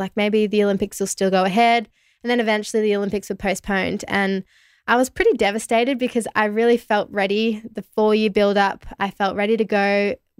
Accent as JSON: {"language": "English", "town": "Melbourne", "region": "Victoria", "country": "Australia", "tie": "born or raised there", "said": "where I grew up in Melbourne"}